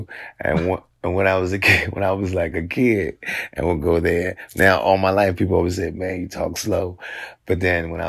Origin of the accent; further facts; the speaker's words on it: Washington, District of Columbia, United States; I grew up in Washington, D.C.